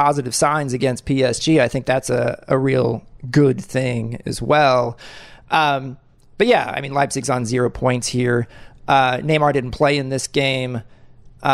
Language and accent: English; United States; I am absolutely thrilled as an American